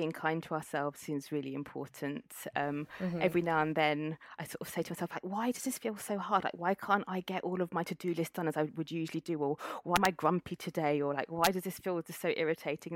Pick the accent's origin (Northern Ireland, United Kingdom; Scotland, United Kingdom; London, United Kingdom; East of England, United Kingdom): East of England, United Kingdom; Cambridge; So I grew up in Cambridge, returned to Cambridge for this role.